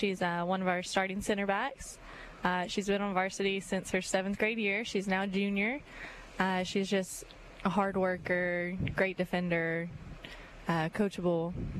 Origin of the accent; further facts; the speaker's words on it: San Antonio, Texas, United States; moved away as an adult; now in Mobile, United States; I am from San Antonio, Texas, but I came to University of Mobile to play soccer. So I played my 4 years there and then went back to Texas